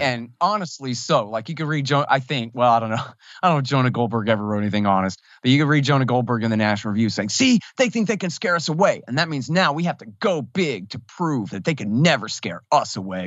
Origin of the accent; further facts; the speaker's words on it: Texas, United States; I'm from Texas